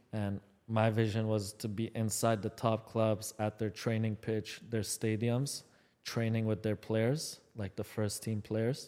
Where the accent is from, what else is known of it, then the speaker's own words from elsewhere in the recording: Guelph, Ontario, Canada; also born or lived in Iran; age of six, moved to Canada, small town Guelph